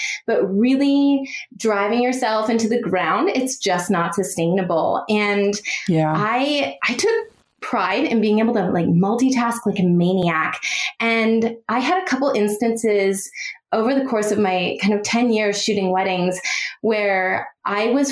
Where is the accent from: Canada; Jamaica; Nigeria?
Canada; now in San Francisco Bay Area, United States; I am Canadian, born and raised